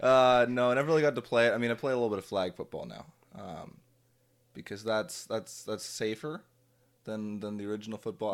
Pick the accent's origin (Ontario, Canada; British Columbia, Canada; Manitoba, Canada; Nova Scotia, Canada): Ontario, Canada; Drayton; I grew up in the Drayton, Ontario area.